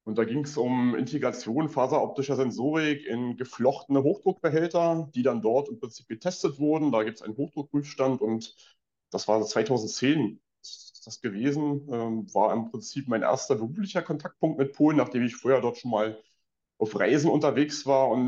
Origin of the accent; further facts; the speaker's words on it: Brandenburg, Germany; also born or lived in Dresden; Ich bin, ich bin tatsächlich gebürtiger Dresdner und gelernter Brandenburger, habe dort meine Jugend- und oh, ja. verbracht, ähm, zum Studium zurückgekommen